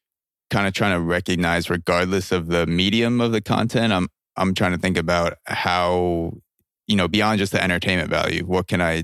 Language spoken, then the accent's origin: English; Plainview, New York, United States; I grew up in Plainview, Long Island, which is, and they called it Plainview because it's like the whitest, most Jewish neighborhood